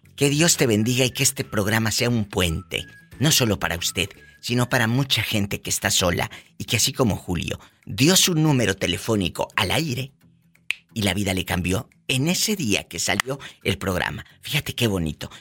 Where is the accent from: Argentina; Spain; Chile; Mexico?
Mexico; Matamoros, Tamaulipas; ahí en mi tierra, en Matamoros, Tamaulipas